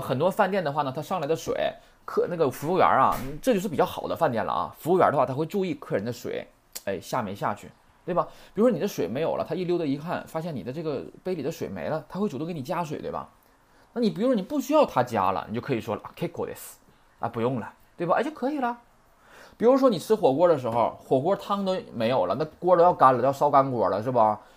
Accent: Northeast China, China; accent: Northeastern Mandarin (Dongbei hua); 你们是想听我说东北话呀

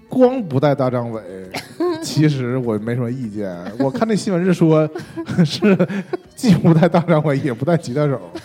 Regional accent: China; 我们作为我们中国人

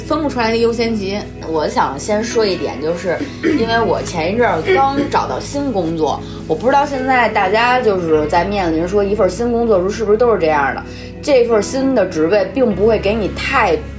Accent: Beijing, China; accent: Beijing accent; 我们的北京腔儿

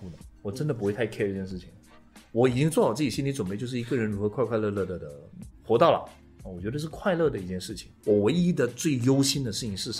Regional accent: Malaysia; 我是马来西亚人啊。

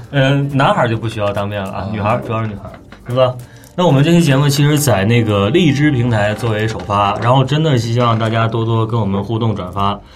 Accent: Northeast China, China; 我们东北人，就是都不爱出东三省

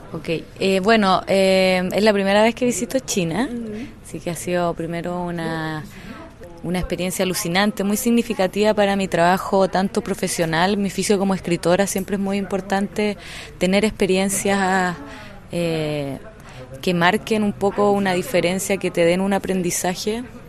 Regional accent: Chile; soy una escritora chilena

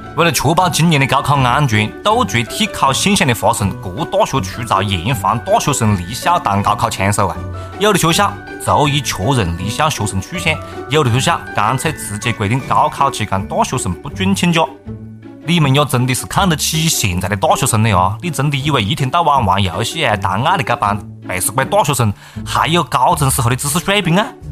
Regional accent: Hunan, China; accent: Hunanese; 我们湖南话

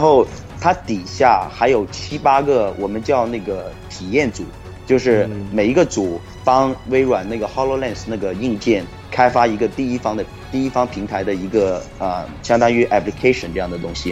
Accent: Guangzhou, Guangdong, China; moved away as an adult; now in United States; 我跟我哥哥是，呃，广州人，我们从小一直在广州长大的

